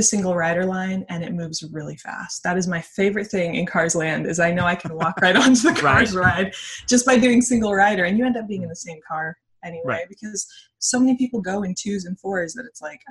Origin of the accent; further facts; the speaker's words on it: San Diego, California, United States; now in Los Angeles, United States; I was born in San Diego